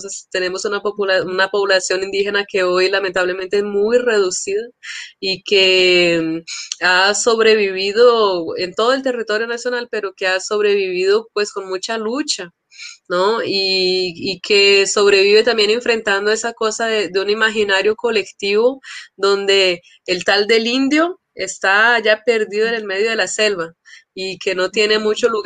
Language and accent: Spanish; São Paulo, Brazil; born there; yo nací en São Paulo, eh, en un momento que era así del encuentro eh, de grandes asambleas de líderes indígenas